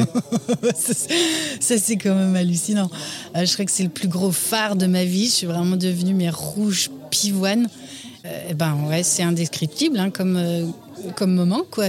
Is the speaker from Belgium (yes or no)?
yes; Namur, Wallonia, Belgium; Je suis née à Namur et j'ai grandi à Namur